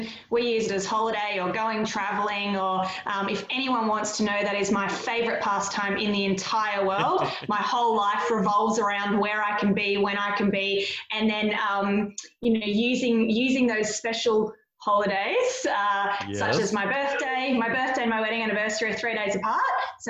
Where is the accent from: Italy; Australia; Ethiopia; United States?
Australia; So if I had to have an overwhelming summary of our experience with it, is we're the Aussie battlers.